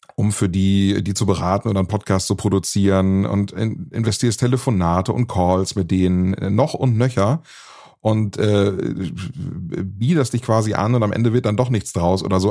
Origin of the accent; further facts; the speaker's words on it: Bad Oeynhausen, North Rhine-Westphalia, Germany; now in Frechen, Germany; bin ich ins Radiostudio gegangen damals äh, in Bad Oeynhausen, ins Radiostudio der Volkshochschule. Und äh, ja, so war meine Jugend dann tatsächlich im, im Radiostudio, die ich dort verbracht habe